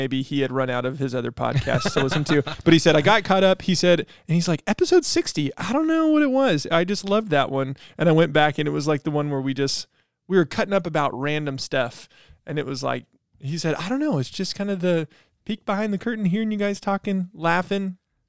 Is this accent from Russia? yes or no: no; South Africa; accent: South African; moved away; I grew up in Africa.